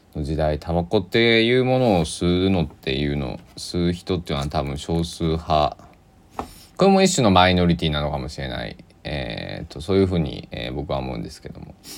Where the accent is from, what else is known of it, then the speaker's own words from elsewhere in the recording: Kochi, Japan; 地元高知県のあの鏡川の宵祭りっていうイベント